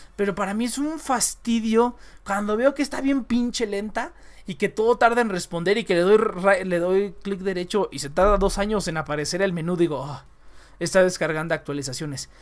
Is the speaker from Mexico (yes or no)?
yes; Mexico; also born or lived in Mexico City; yo todavía soy como el, mexicano arraigado